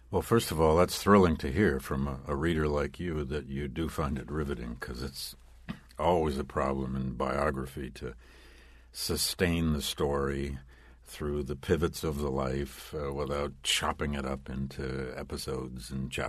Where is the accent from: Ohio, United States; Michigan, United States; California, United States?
Michigan, United States; Flint; seven years in my hometown of Flint, Michigan, as a public school teacher